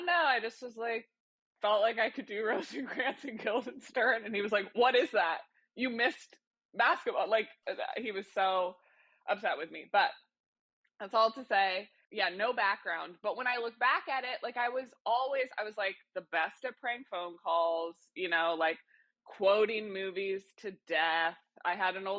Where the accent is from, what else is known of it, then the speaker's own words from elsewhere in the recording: Kansas City, Missouri, United States; I grew up in Kansas City